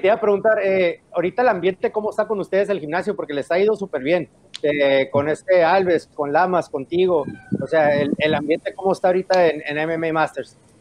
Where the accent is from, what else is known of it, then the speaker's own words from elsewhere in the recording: San Diego, California, United States; also born or lived in Tijuana; me creí en Tijuana, nací en Tijuana y me creí en San Diego